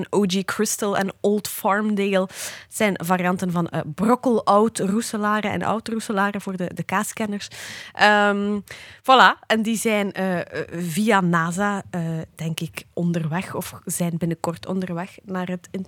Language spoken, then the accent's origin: Dutch; Ostend, Flanders, Belgium; ik ben van Oostende.